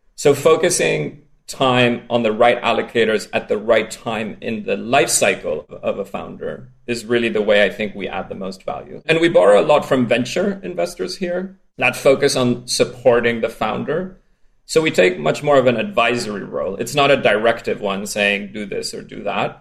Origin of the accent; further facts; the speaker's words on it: Spain; accent: strange accent; I grew up in Spain